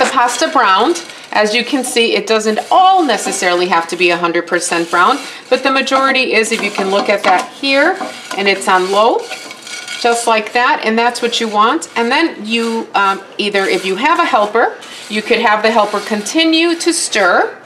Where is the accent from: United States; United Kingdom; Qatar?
United States; Wisconsin; I am from Wisconsin, born and raised